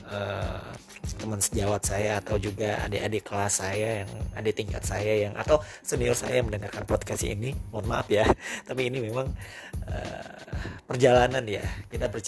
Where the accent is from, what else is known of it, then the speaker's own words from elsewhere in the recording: Padang, West Sumatra, Indonesia; born there; saya terima kenyataan bahwa saya harus berkuliah di Padang di mana itu adalah kampung